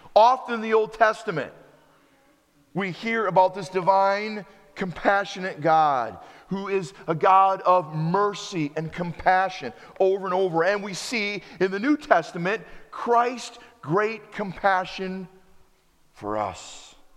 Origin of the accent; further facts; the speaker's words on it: United States; also born or lived in Wisconsin; As an American